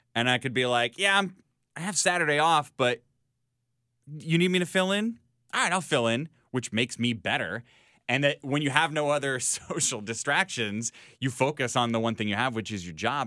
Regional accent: Chicago, Illinois, United States; as a Chicagoan

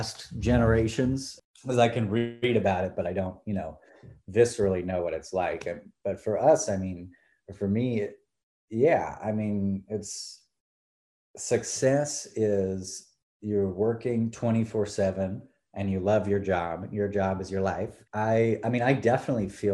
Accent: San Francisco, California, United States; moved away as an adult; also born or lived in Bloomington, Indiana; now in Los Angeles, United States; I grew up in San Francisco, California

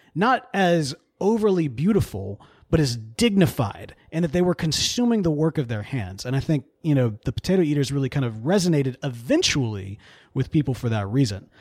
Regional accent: the Bible Belt, United States; we grew up in the Bible Belt

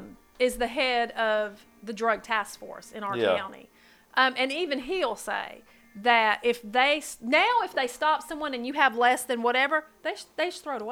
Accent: California, United States; was raised in California. I mean, my next door neighbor grew it in the backyard.

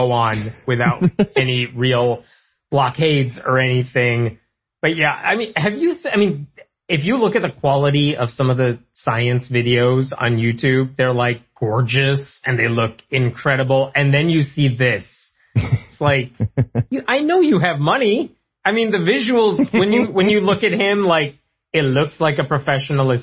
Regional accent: Chicago, Illinois, United States; I'm from Chicago

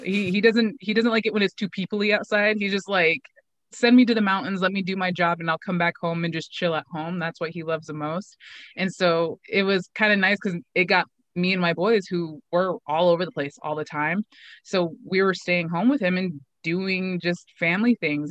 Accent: Pendleton, Oregon, United States; had started a gym locally in my hometown of Pendleton

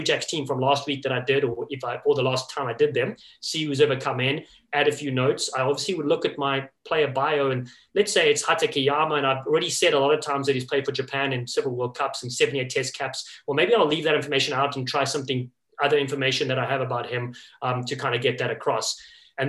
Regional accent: Cape Town, Western Cape, South Africa; moved away as an adult; also born or lived in Los Angeles, United States; now in New England, United States; growing up in Cape Town, South Africa, and living in Los Angeles for 15 years

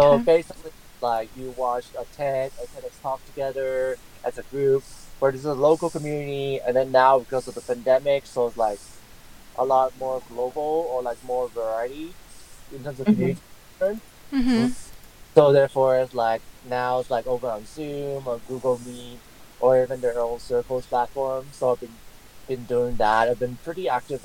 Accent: California, United States; my home state is California

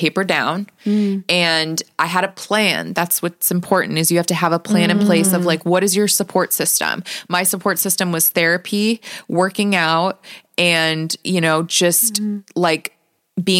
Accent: Las Vegas, Nevada, United States; I'm born and raised in Las Vegas

